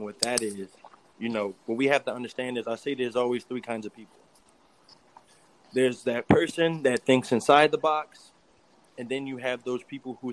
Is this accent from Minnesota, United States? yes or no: no; New York City, New York, United States; I grew up, I'm from New York. I'm from Brooklyn.